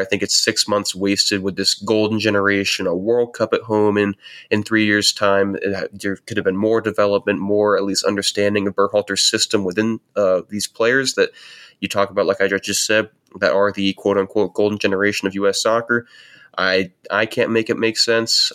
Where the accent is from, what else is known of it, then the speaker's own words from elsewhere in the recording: United States; as an American